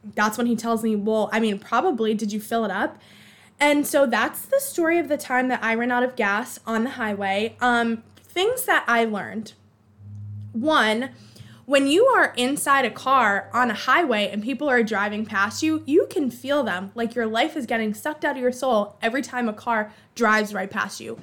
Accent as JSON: {"language": "English", "town": "Boston", "region": "Massachusetts", "country": "United States", "accent": "Boston", "said": "my Boston accent"}